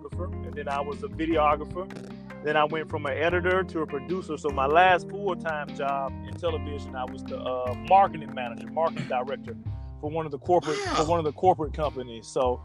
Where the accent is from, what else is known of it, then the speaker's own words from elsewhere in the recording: Alabama, United States; I'm from Alabama, so every house got a deep freezer anyway